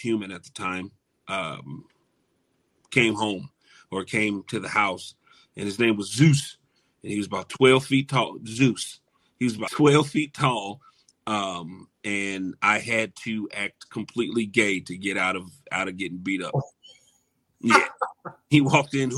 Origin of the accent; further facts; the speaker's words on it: Chicago, Illinois, United States; I'm a Chicago boy